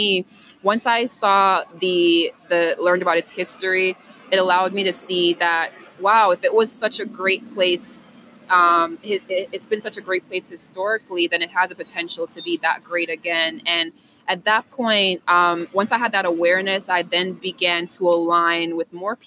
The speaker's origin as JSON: {"language": "English", "country": "Jamaica", "also_born_or_lived": "New York", "moved": "yes", "lives_now": "Pittsburgh, United States", "said": "I'm originally from Jamaica by ways of New York."}